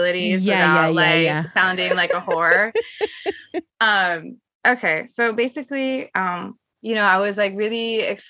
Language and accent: English; Seattle, Washington, United States; moved away as an adult; also born or lived in Sumida, Tokyo, Japan; now in Tokyo, Japan; I'm originally from Seattle, Washington.